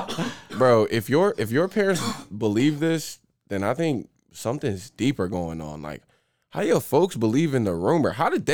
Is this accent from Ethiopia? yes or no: no; Oklahoma, United States; We're from Oklahoma